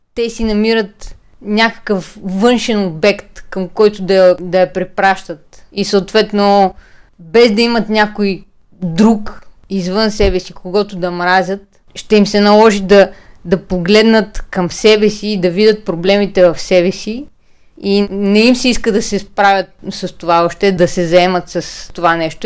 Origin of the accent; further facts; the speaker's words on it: Plovdiv, Plovdiv Province, Bulgaria; Пловдив е и моя роден град, както на Ива